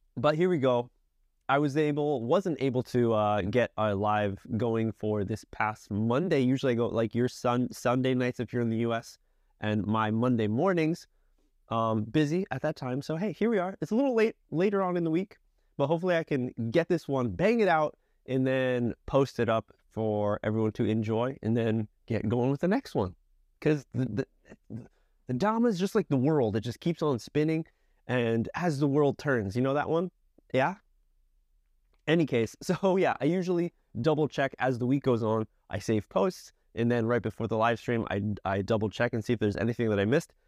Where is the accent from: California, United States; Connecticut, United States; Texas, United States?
Connecticut, United States; I'm from Connecticut, so tri-state area